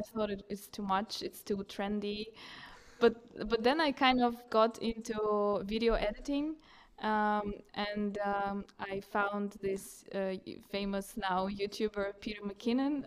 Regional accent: Russia; moved away as an adult; now in Reykjavik, Iceland; I was brought up in Russia

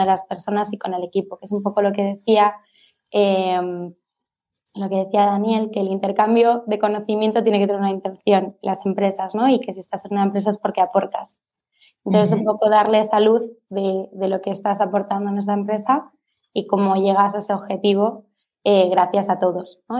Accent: Palma, Balearic Islands, Spain; Soy de Palma

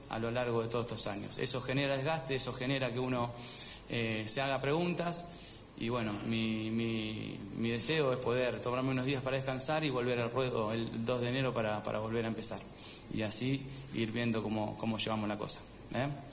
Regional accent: Argentina

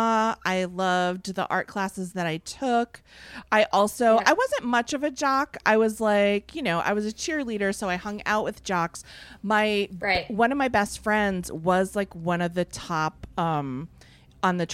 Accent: Fitchburg, Massachusetts, United States; I grew up in Fitchburg, Massachusetts

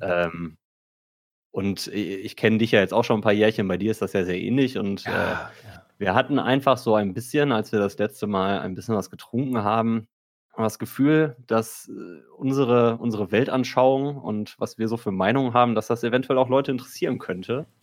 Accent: Marl, North Rhine-Westphalia, Germany; now in Cologne, Germany; ich komme aus Mal ursprünglich

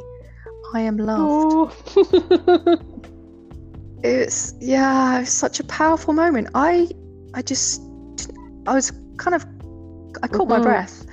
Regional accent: England, United Kingdom; moved away; my hometown in England, a peaceful fishing village with the beach.

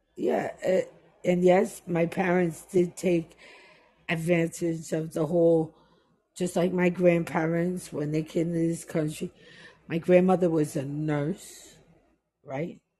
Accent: New York City, New York, United States; also born or lived in Jamaica; I'm a New Yorker

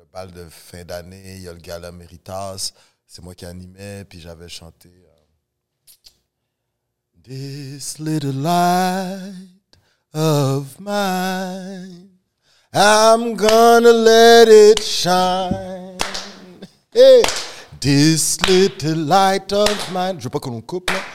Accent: Laval, Quebec, Canada; born or raised there; also born or lived in Rosemont, Montreal

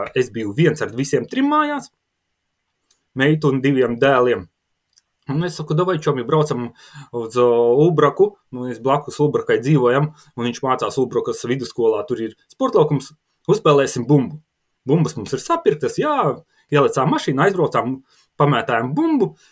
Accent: Latgale, Latvia; Abi divi mēs nākam no, no Latgales ar sieviņu

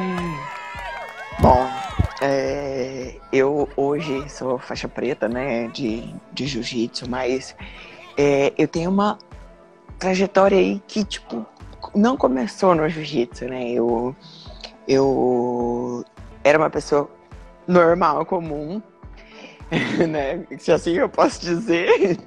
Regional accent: Londrina, Paraná, Brazil; also born or lived in Curitiba; eu sou natural de Londrina, nasci em Londrina, morei até os X anos

